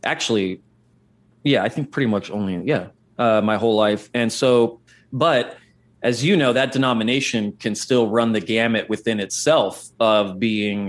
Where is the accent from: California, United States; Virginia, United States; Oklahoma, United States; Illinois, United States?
California, United States; Central Valley of; I grew up in the Central Valley of California, which is like a farming community.